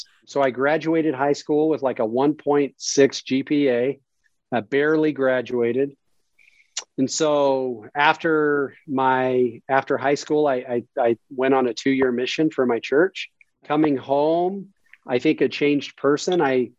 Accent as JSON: {"language": "English", "town": "Las Vegas", "region": "Nevada", "country": "United States", "tie": "born or raised there", "also_born_or_lived": "Carson City", "said": "So I was born in Carson City. We moved down here in Vegas. So I'm a lifelong Nevada guy. Moved down to Vegas when I was about 6 years old, six or seven."}